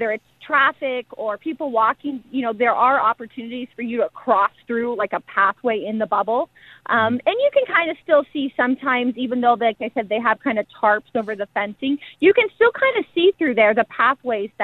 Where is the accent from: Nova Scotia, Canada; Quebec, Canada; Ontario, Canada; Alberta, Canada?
Alberta, Canada; Edmonton; I'm from Edmonton. This is where I had my introduction to the sport and where I fell in love with the game